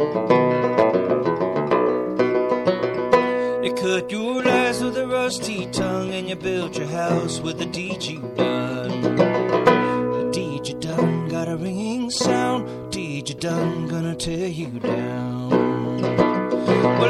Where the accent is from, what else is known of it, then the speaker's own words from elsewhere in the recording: San Francisco Bay Area, California, United States; I grew up in the San Francisco Bay Area